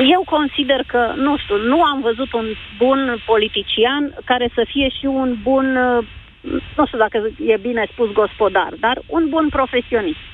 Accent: Bucharest, Romania; din București sunt

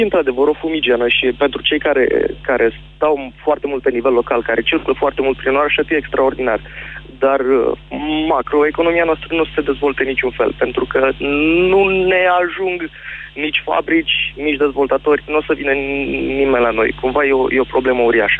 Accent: Galați, Galați County, Romania; Eu vă sunt din Galați

